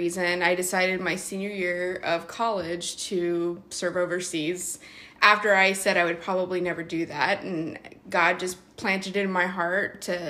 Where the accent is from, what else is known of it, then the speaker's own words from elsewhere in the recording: Colorado, United States; moved away; also born or lived in Lincoln, Nebraska; I'm originally from Colorado.